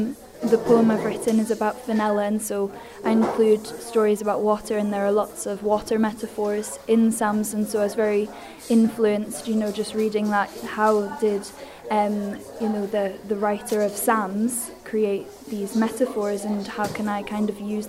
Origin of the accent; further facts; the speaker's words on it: Edinburgh, Scotland, United Kingdom; now in Isle of Man; because I was from Edinburgh, a city just like Esther, but when I came here, I just admired the beaches.